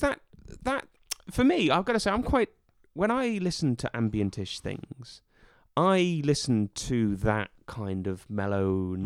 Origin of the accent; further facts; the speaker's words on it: Norwich, East of England, United Kingdom; moved away; also born or lived in Scotland; I lived, shall we say, my formative years in in Norwich, England, and my parents still live there